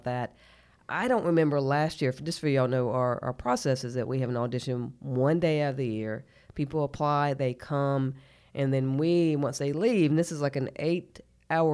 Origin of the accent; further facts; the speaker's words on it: Fort Mill, South Carolina, United States; we found out we're both from Fort Mill, South Carolina, and probably like had the same teachers